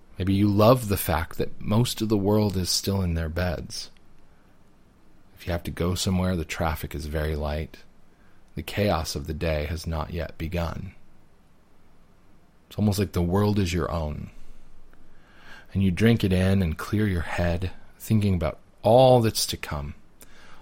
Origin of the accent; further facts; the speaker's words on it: United States; as an American Catholic, born and raised